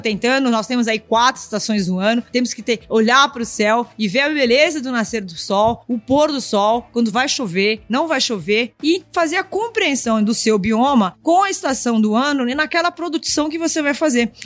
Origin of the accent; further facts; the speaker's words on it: São Paulo, Brazil; eu nasci em São Paulo, mas eu cresci entre as obras em São Paulo e também entre as fazendas